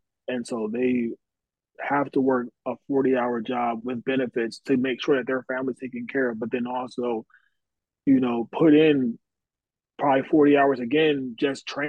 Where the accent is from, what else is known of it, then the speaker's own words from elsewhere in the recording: Delaware, United States; moved away; also born or lived in Missouri; I'm originally from Delaware, originally from the East Coast